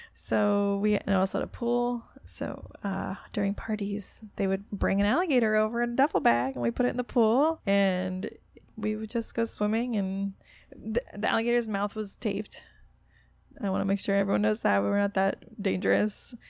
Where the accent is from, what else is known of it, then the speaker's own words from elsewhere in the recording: Florida, United States; I'm from Florida